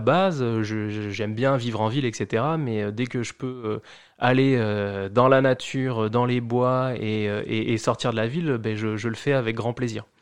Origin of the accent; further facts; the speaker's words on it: Charente-Maritime, Nouvelle-Aquitaine, France; moved away as an adult; also born or lived in Ireland; now in Montreal, Canada; je suis originaire de Charente-Maritime en France